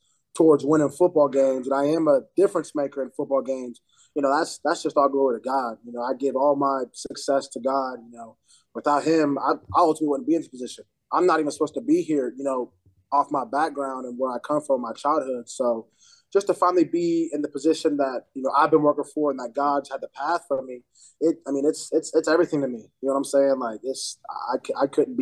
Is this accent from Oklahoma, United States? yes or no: yes; Oklahoma, United States; moved away as an adult; also born or lived in Missouri; now in South Dakota, United States; I'm from Missouri, but was raised in Oklahoma a lot of my life